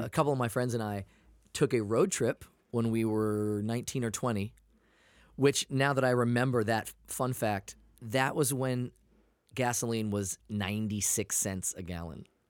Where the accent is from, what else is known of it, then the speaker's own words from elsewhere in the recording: Maine, United States; also born or lived in Portland, Maine; now in California, United States; I'm from Maine.